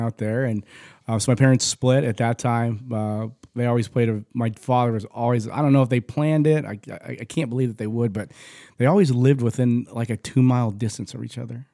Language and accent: English; Phoenix, Arizona, United States; also born or lived in Tempe, Arizona; I was born in Saint Joe's. We lived in South Phoenix